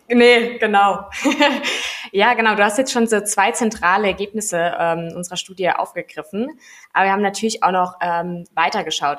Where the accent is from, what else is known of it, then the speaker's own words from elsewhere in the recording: Heppenheim, Hesse, Germany; ich bin in, in Heppenheim groß geworden.